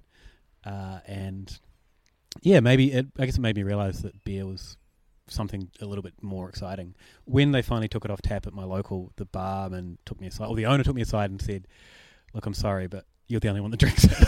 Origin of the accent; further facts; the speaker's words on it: New Zealand; in New Zealand and in my hometown especially